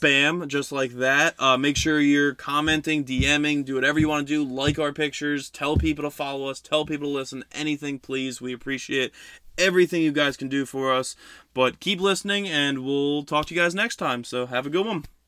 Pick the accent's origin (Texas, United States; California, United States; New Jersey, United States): New Jersey, United States; West Milford; my hometown of West Milford